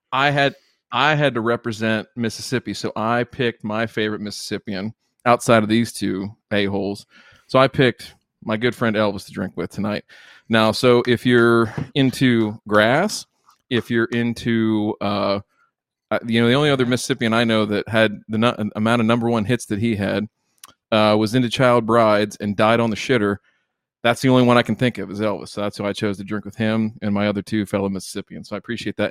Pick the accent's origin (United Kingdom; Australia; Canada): Canada; I'm from Canada